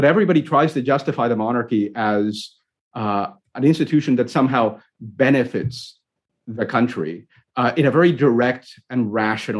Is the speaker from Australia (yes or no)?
no; Puerto Rico; now in Canada; I'm originally from Puerto Rico